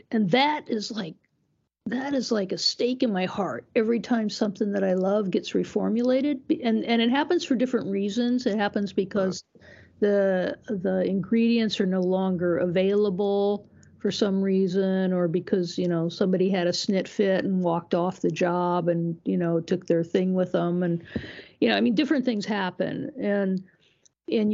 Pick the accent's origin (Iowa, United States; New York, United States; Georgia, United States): Iowa, United States; when I was growing up in Iowa